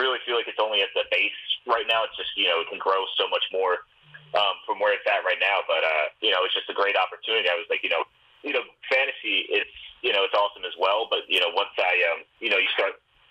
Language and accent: English; Northeast, United States; I'm from the Northeast area